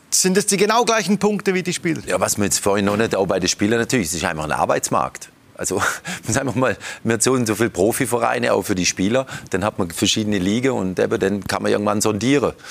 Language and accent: German; Konstanz, Baden-Württemberg, Germany; moved away as an adult; now in Switzerland; Ach Gott, ich bin ja aufgewachsen in Konstanz, also quasi Kreuzlingen Nord.